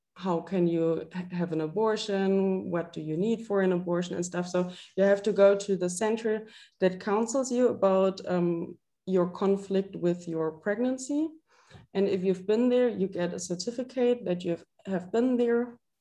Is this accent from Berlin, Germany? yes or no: no; Freiburg, Baden-Württemberg, Germany; moved away as an adult; now in Würzburg, Germany; I'm like originally from Freiburg. I don't know if you know that that's in the southwest of Germany.